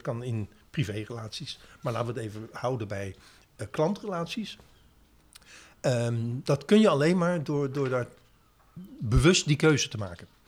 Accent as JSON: {"language": "Dutch", "area": "Westland", "region": "South Holland", "country": "Netherlands", "tie": "born or raised there", "also_born_or_lived": "The Hague / Boxtel, North Brabant / Breda / Amsterdam", "moved": "yes", "lives_now": "Zaanstreek, Netherlands", "said": "Ik eh, ben geboren in Den Haag, opgegroeid in het Westland. Door werk van vader naar Brabant verhuisd"}